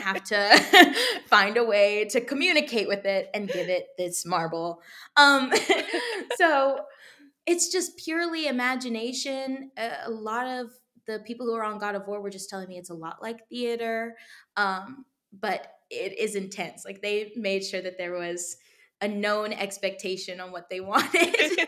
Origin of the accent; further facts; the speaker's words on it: Texas, United States; moved away; I was raised in Texas